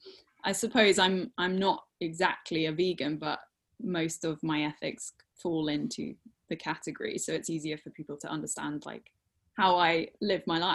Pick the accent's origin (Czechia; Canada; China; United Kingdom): United Kingdom; England; also born or lived in Norfolk; I'm a wildlife artist from England